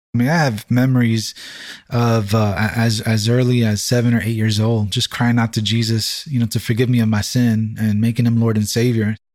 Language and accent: English; New York City, New York, United States; first language English; I'm from this community